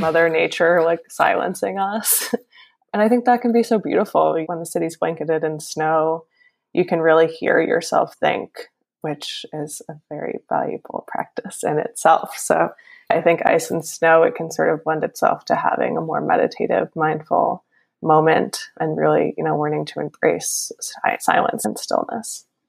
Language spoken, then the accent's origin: English; Northeast, United States; I'm from the Northeast and I am definitely very used to winters by now